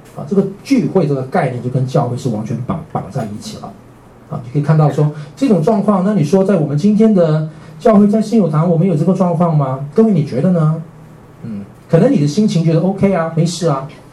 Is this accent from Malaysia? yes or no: yes; Miri, Sarawak, Malaysia; moved away as an adult; now in Taipei, Taiwan; 我是在马来西亚嘛，哦，我的家乡在马来西亚。呃，我在马来西亚，呃，长大。我出生是在未来，两岁到了马来西亚。然后在马来西亚长大。